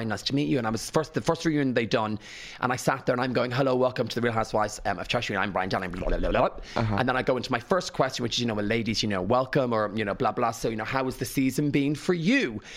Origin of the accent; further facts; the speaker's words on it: Rathangan, County Kildare, Ireland; accent: Irish; I'm from Rathangan.